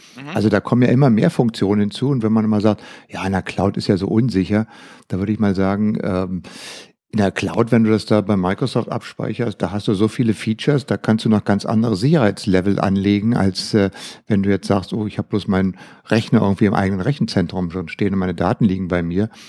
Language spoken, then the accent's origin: German; Germany; bei uns in Deutschland